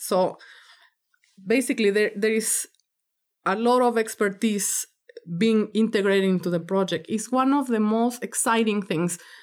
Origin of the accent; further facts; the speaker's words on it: Mexico; now in United States; I'm from Mexico